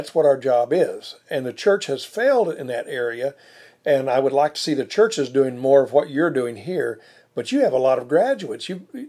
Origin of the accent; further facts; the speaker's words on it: Mid-South, United States; we're from the Mid-South.